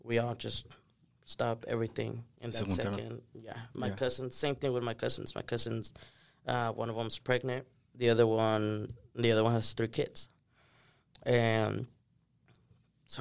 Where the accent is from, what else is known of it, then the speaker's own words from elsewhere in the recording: Manor, Texas, United States; also born or lived in Durango, Mexico; I grew up in Maynard